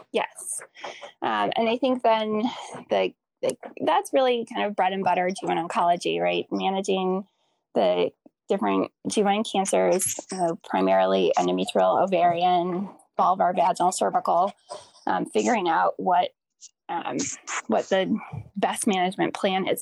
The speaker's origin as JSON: {"language": "English", "town": "Green Bay", "region": "Wisconsin", "country": "United States", "tie": "born or raised there", "said": "I grew up in Green Bay, Wisconsin"}